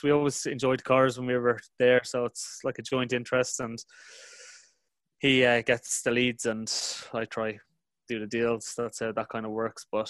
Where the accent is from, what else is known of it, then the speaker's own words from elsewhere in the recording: Ireland; moved away; an Irish guy growing up in Republic